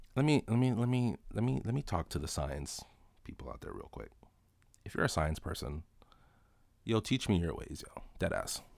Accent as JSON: {"language": "English", "town": "Toronto", "region": "Ontario", "country": "Canada", "tie": "born or raised there", "said": "I was born and raised in Toronto, uh, Rexdale to be specific."}